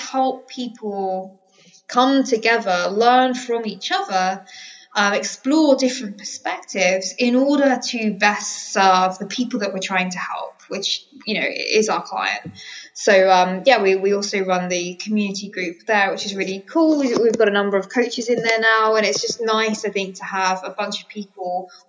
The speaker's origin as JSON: {"language": "English", "town": "Colchester", "region": "East of England", "country": "United Kingdom", "moved": "yes", "lives_now": "Bali, Indonesia", "said": "I'm from Essex, so Colchester."}